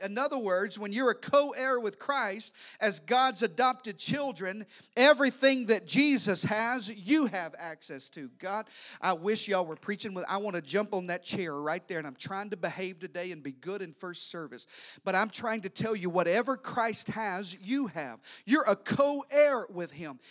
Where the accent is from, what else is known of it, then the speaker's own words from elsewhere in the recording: Arkansas, United States; I'm from Arkansas. I am related to everybody.